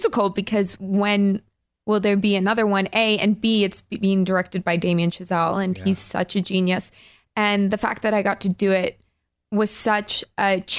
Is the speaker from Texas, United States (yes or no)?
no; Colorado, United States; I grew up in Colorado, so there's not really like a booming film industry there